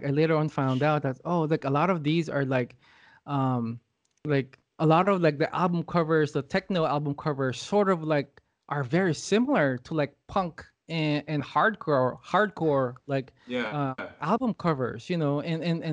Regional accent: Quezon City, Metro Manila, Philippines; moved away as an adult; now in Los Angeles, United States; I'm from Los Angeles, but I was born and raised in Manila, Philippines

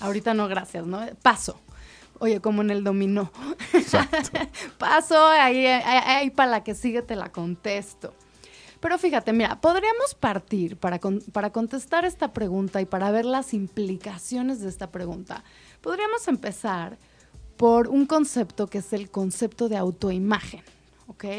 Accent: Mexico

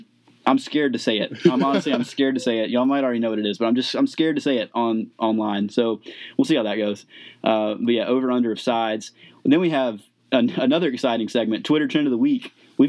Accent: Monticello, Georgia, United States; my hometown of Monticello.

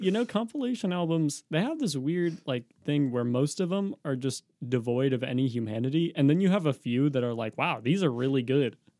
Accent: Oregon, United States; we, we're from Oregon.

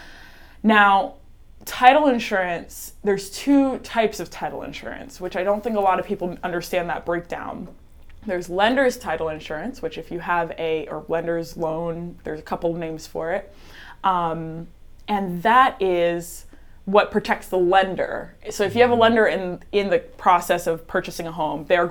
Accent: Jensen Beach, Florida, United States; I'm born and raised in Jensen Beach, Florida, just 30 minutes up the coast from here

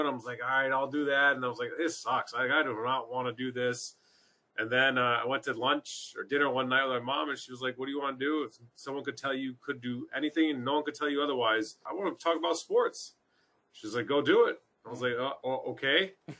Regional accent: Connecticut, United States; moved away as an adult; now in Charlotte, United States; I grew up in Connecticut.

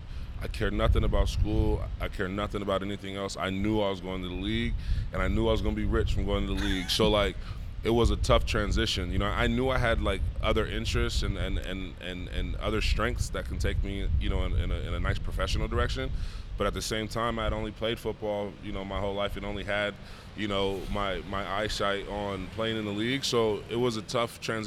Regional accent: Tustin, California, United States; I'm from Orange County, California, Tustin, California

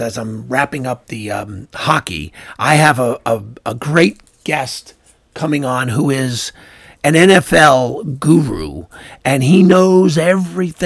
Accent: New York, United States; also born or lived in Toronto; being a New Yorker

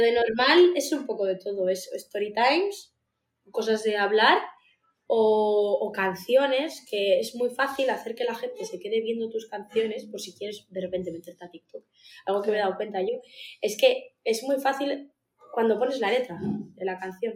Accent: Uruguay; now in Basque Country, Spain; soy uruguaya, eh, vivo en el País Vasco

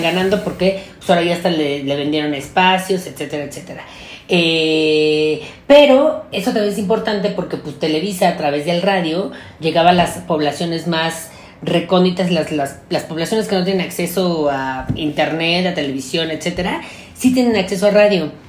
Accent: Mexico; solo somos mexicanos

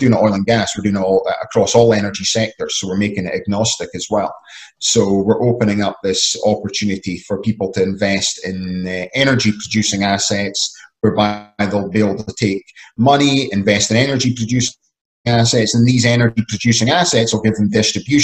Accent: Scotland, United Kingdom; I'm originally from Scotland

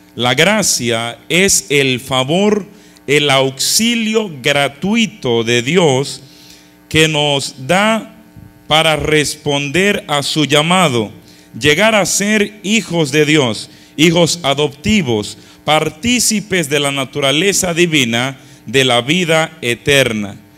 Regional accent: Dominican Republic; now in Passaic, United States; yo nací en República Dominicana, vivíamos frente a frente a nuestra parroquia

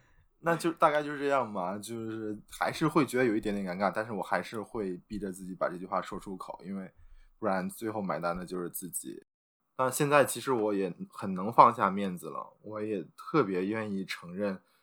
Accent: China; now in Xi'an, China; 我们中国人

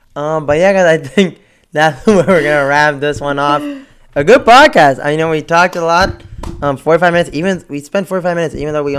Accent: Texas, United States; We're actually from Texas.

